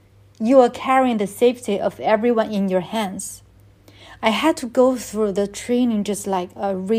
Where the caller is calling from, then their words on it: Beijing, China; I'm in China, in Beijing.